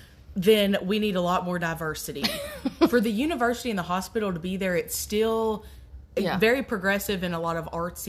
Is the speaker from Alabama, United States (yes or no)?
no; Morehead, Kentucky, United States; I loved growing up there.